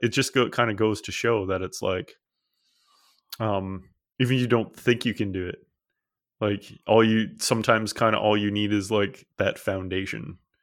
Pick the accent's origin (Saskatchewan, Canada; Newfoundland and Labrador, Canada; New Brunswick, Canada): Newfoundland and Labrador, Canada; where I grew up, most people were Anglican, even though, uh, a lot of population of Newfoundland is Catholic, but there's almost no Catholics where I grew up.